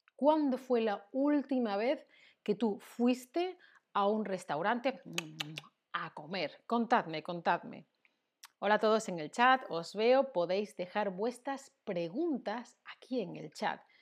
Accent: Seville, Andalusia, Spain; Yo soy del sur, soy de Sevilla, en Andalucía.

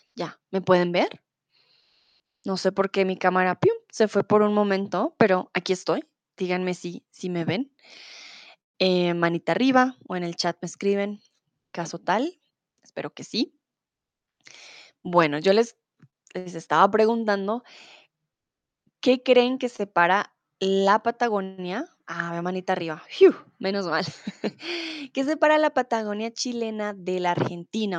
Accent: Colombia; moved away as an adult; now in Germany; soy de Colombia, soy tutora aquí en Chatterbox hace cuatro años y eh, comúnmente vivo en Alemania, ahora estoy en mi país, en Bogotá

